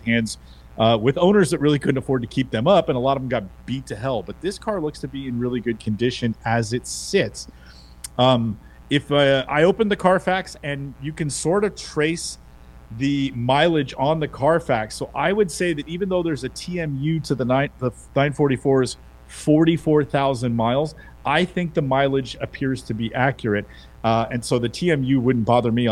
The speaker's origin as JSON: {"language": "English", "town": "San Francisco", "region": "California", "country": "United States", "said": "San Francisco's in the house, West Side."}